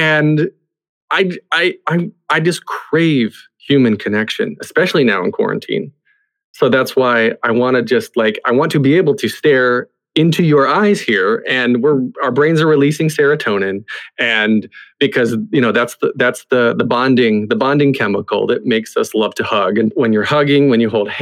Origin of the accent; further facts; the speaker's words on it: the South, United States; I grew up in the South